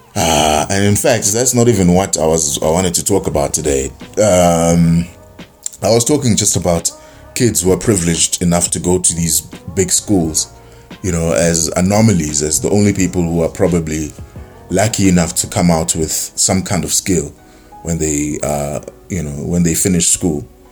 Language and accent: English; South Africa; being South African and you know being born here